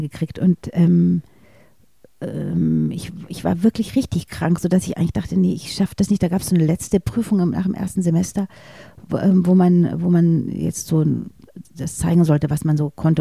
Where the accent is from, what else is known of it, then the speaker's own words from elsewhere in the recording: near Munich, Bavaria, Germany; in dem Ort, wo ich groß geworden bin, in, in der Nähe von München